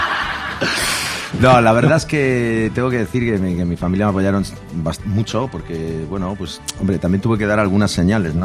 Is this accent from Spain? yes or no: yes; Murcia, Region of Murcia, Spain; moved away; yo no vivo ahí hace años, pero somos de Murcia, nos hemos criado en Murcia y somos un grupo de Murcia